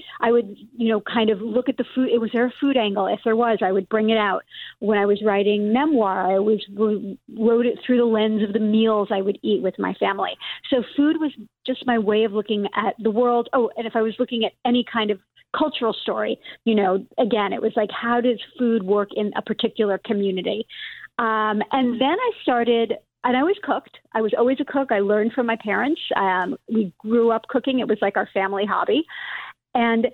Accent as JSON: {"language": "English", "town": "New York City", "region": "New York", "country": "United States", "tie": "born or raised there", "said": "I grew up in Brooklyn"}